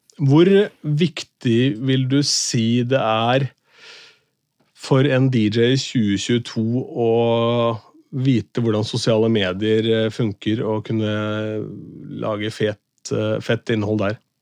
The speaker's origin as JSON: {"language": "Norwegian", "town": "Askim", "region": "Østfold", "country": "Norway", "tie": "born or raised there", "said": "første radiokanalen jeg jobba for noen gang, hjemme i Askim, Radio City"}